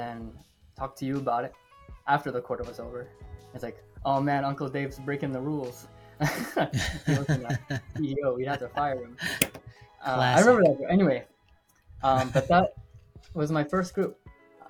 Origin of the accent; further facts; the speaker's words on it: Cleveland, Ohio, United States; now in Columbus, United States; I'm from Ohio, born and raised in Cleveland. I'm living in Columbus now.